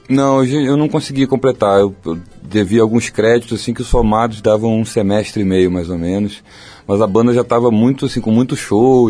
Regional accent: Rio de Janeiro, Brazil; also born or lived in Barra da Tijuca, Rio de Janeiro; eu sou de Jacarepaguá, que é um lugar pequeno no Rio, de uma rua pequena de Jacarepaguá fechada. Cresci assim até os 15 anos eu estudei na mesma escola

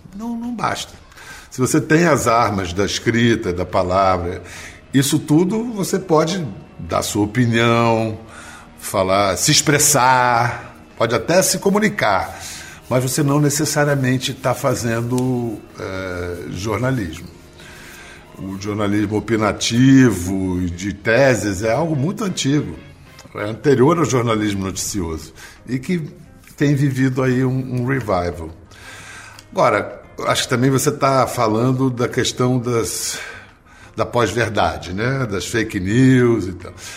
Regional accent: Rio de Janeiro, Brazil; moved away; Eu nasci em Ipanema em 1958

